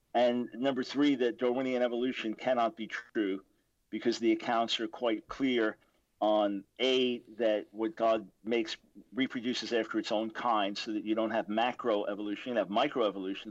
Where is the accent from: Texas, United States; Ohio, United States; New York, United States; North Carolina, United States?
New York, United States; Long Island; I was born in New York City, 1955. My dad became the senior lawyer in the New York Supreme Court. Then we moved to Long Island when I was about seven. So I was raised in a conservative Jewish home